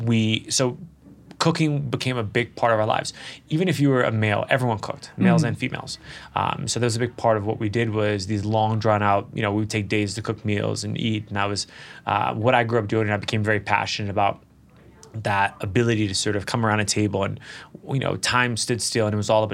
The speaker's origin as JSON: {"language": "English", "town": "Washington", "region": "District of Columbia", "country": "United States", "tie": "born or raised there", "moved": "yes", "said": "I'm originally from Washington, D.C. You know, I grew up and I was born in 84. So I was growing up in probably what was the worst time in Washington, D.C. ever."}